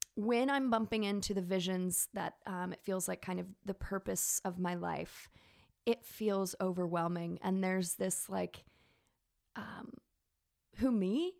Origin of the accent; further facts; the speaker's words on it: Texas, United States; accent: southern; moved away; where did this southern accent come, I mean, I'm from Texas, but I think I'm talking about Martins and, and mayonnaise-based salads, and my, my Texas comes out.